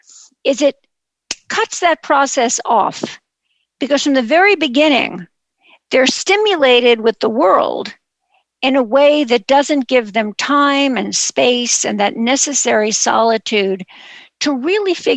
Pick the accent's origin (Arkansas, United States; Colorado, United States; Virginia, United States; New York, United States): New York, United States; New York City; a Jewish girl growing up in Brooklyn